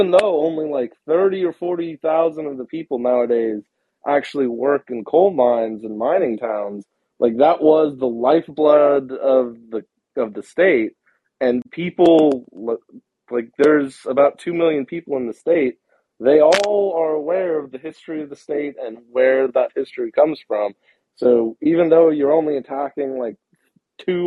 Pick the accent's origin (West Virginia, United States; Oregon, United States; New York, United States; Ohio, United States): West Virginia, United States; moved away; I'm originally from West Virginia